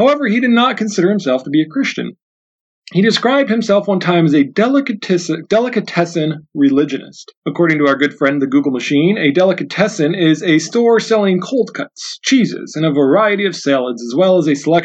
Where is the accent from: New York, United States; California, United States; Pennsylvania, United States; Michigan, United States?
Pennsylvania, United States; I grew up in Pennsylvania, and I was a Steelers fan growing up there, and I still am today